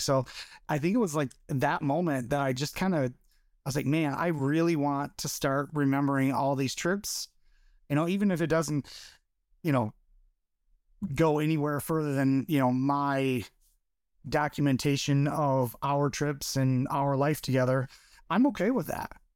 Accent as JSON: {"language": "English", "region": "Michigan", "country": "United States", "tie": "born or raised there", "also_born_or_lived": "Flint, Michigan", "said": "born and raised in Michigan"}